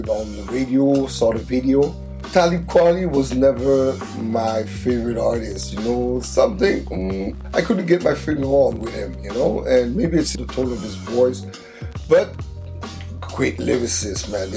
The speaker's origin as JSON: {"language": "English", "town": "Montreal", "region": "Quebec", "country": "Canada", "tie": "born or raised there", "said": "from our hometown of Montreal, where we're in Canada, if you don't know, next to Toronto. We're from Quebec"}